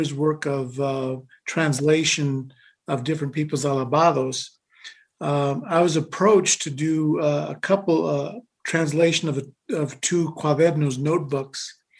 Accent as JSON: {"language": "English", "region": "Colorado", "country": "United States", "tie": "born or raised there", "said": "I grew up here in Colorado"}